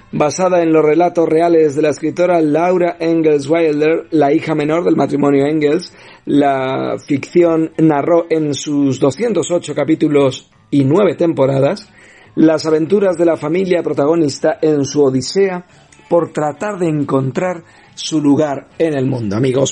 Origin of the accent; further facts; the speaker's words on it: Spain; nuestro país